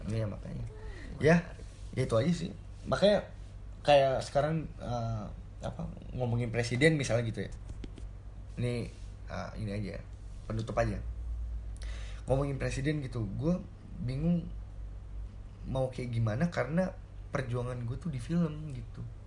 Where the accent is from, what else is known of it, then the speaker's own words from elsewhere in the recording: Indonesia; moved away as an adult; also born or lived in Jakarta; now in Germany; gue lahir di Indonesia